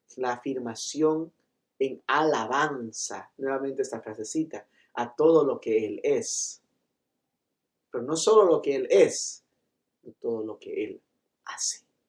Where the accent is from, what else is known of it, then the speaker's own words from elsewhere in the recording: Loja, Ecuador; yo soy de Loja